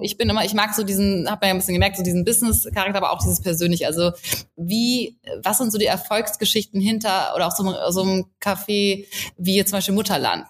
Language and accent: German; south of Hamburg, Lower Saxony, Germany; moved away as an adult; also born or lived in Munich; ich komme ursprünglich aus Hamburg, aber ich komme aus dem Süden von Hamburg, ja. offiziell ist es Niedersachsen, also an der Grenze ja. aufgewachsen.